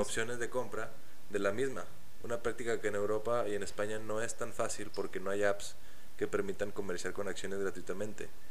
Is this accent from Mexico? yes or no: yes; Mexico; nosotros como mexicanos